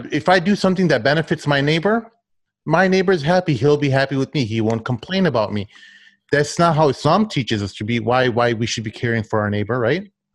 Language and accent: English; United States; as an American